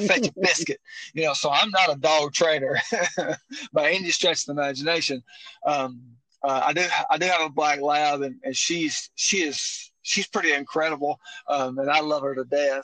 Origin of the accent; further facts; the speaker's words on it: northeast Mississippi, United States; I'm from Mobile, Mississippi, up in the northeast corner.